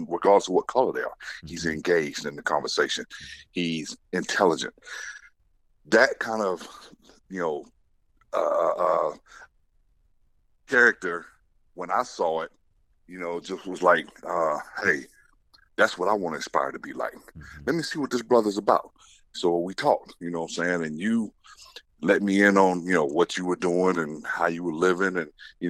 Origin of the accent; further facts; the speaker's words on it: Winchester, Tennessee, United States; I grew up in the country. I'm from Tennessee, from Winchester, Tennessee, which is about 75 miles south of Nashville